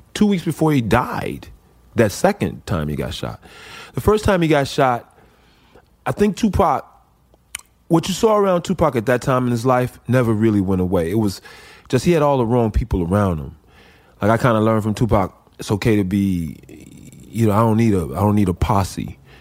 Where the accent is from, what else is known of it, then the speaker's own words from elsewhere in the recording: Chicago, Illinois, United States; I grew up in Chicago